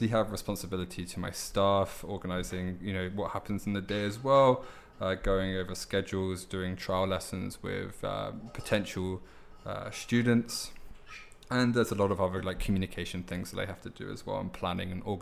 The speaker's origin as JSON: {"language": "English", "region": "London", "country": "United Kingdom", "said": "I am from London, specifically"}